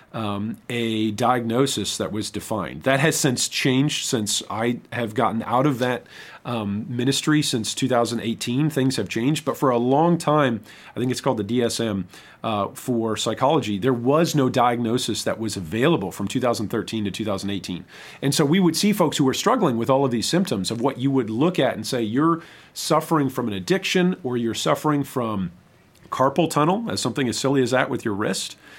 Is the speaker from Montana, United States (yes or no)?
no; Michigan, United States; moved away as an adult; also born or lived in Saint Louis, Missouri / Southern Illinois; I'm originally from Michigan